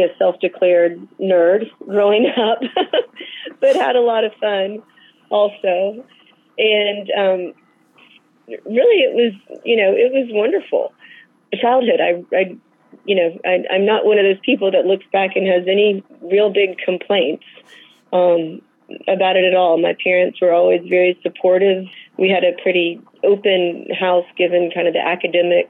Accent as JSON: {"language": "English", "town": "Dallas", "region": "Texas", "country": "United States", "tie": "born or raised there", "moved": "yes", "lives_now": "Atlanta, United States", "said": "I grew up in Dallas, Texas"}